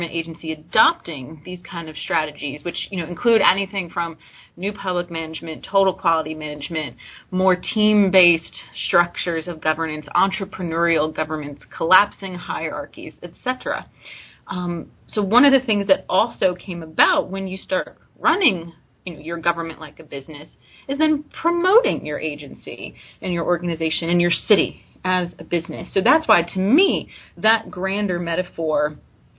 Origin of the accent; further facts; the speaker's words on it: Coral Springs, Florida, United States; moved away as an adult; also born or lived in Brownsville, Texas; now in Starkville, United States; I was working for the local government back home where I grew up, Coral Springs, Florida.